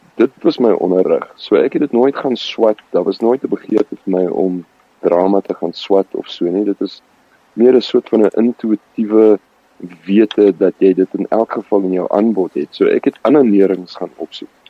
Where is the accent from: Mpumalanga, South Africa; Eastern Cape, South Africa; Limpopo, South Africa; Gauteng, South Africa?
Gauteng, South Africa; Randfontein; first language Afrikaans; also born or lived in Discovery, Roodepoort / Klerksdorp; ek is gebore in die Discovery Kliniek. Ehm um, groot geword op Randfontein